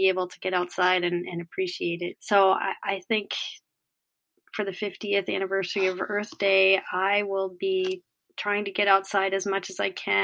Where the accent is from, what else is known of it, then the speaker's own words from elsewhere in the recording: Camden, Maine, United States; I grew up in Camden, in the Camden area